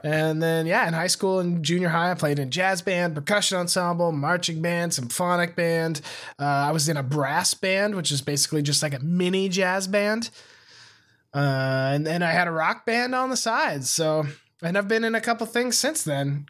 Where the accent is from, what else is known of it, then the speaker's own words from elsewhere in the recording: Montana, United States; moved away as an adult; I moved away from Montana